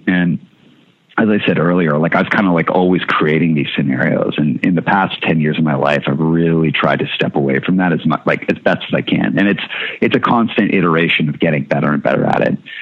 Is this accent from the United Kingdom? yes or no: no; Winnipeg, Manitoba, Canada; born or raised there; also born or lived in Seattle